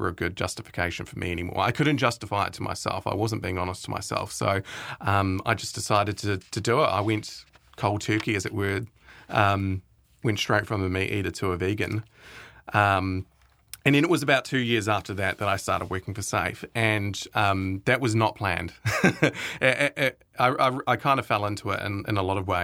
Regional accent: Timaru, Canterbury, New Zealand; I grew up in Timaru

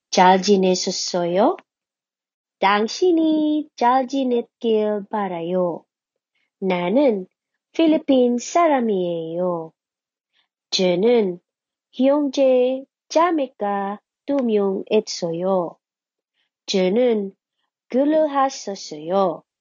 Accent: Philippines; English is a second language; How are you? I hope you are well. I am from the Philippines. I have two siblings.

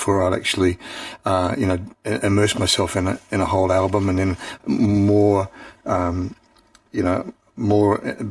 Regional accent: Auckland, New Zealand; growing up in Auckland

